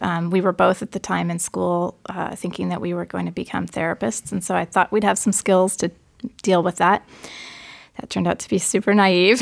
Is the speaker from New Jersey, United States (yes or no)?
no; Forest Grove, Oregon, United States; I grew up in Forest Grove, Oregon, which is a small town about thirty miles west of Portland toward the beach.